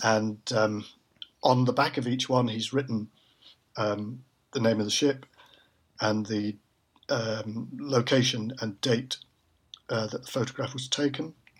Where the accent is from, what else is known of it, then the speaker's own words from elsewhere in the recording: Manchester, North West England, United Kingdom; moved away as an adult; also born or lived in London; born and brought up in Manchester